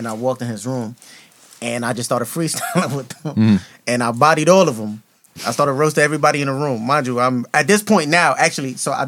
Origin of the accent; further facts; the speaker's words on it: Brooklyn, New York, United States; also born or lived in Queens; I was born in Brooklyn, I went to school in Brooklyn, but it's like, I'm not a Brooklyn nigga.